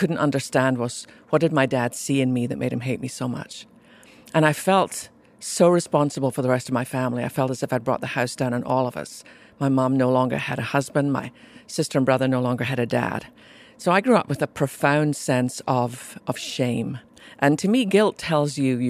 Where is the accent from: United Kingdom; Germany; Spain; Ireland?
United Kingdom; Scotland; accent: Scottish brogue; moved away as an adult; now in United States; I was born in Scotland to a mum and dad who really loved Jesus